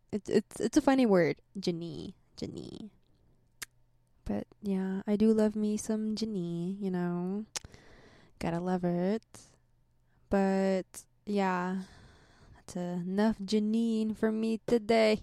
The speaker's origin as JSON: {"language": "English", "country": "United States", "tie": "born or raised there", "said": "I grew up here. This is my home"}